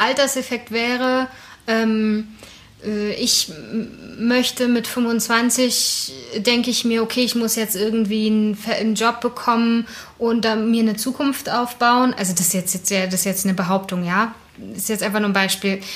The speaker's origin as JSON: {"language": "German", "region": "Berlin", "country": "Germany", "said": "ich komme ja aus dem Osten Berlins"}